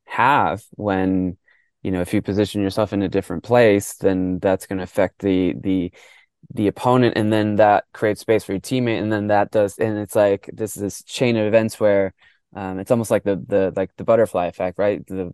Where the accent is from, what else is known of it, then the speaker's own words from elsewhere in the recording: Mexico; born there; first language Spanish; So I was born in Mexico. I grew up in our household. We spoke Spanish.